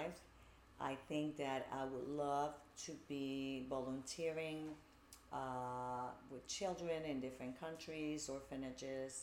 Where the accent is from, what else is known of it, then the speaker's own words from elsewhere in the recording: Puerto Rico; moved away as an adult; also born or lived in Bronx, New York / New Jersey; now in United States; I grew up in Puerto Rico